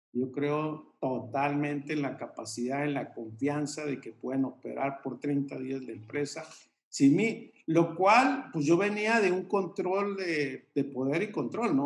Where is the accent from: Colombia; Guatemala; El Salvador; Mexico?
Mexico; venimos de, México, somos una empresa mexicana, yo no hablo inglés